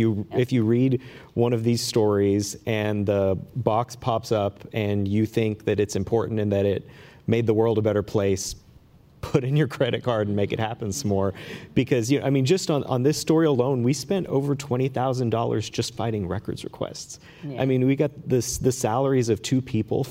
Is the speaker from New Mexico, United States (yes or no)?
yes; New Mexico, United States; moved away; My home state of New Mexico